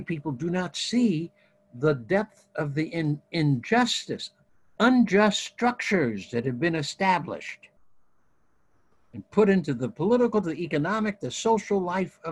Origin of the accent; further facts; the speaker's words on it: Ohio, United States; moved away; I grew up in United Methodist Youth Fellowships in Ohio and Midwest